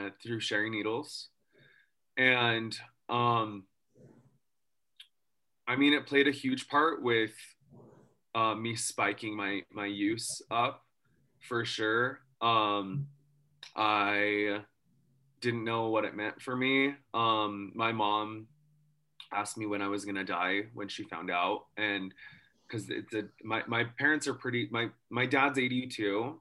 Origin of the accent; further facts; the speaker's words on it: Farmington, Utah, United States; I was raised here in Utah